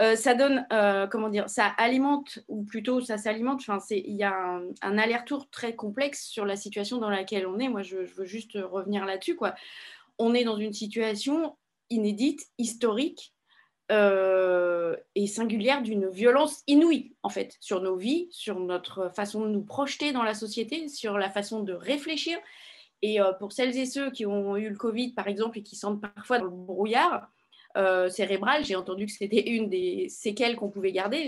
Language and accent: French; Paris, Île-de-France, France; je suis parisienne